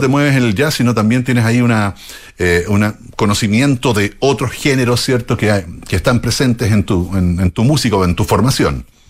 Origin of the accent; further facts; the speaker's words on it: Chile; como chilenos